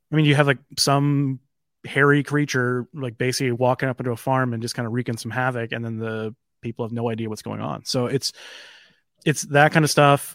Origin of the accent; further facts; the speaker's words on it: Midwest, United States; being a Midwesterner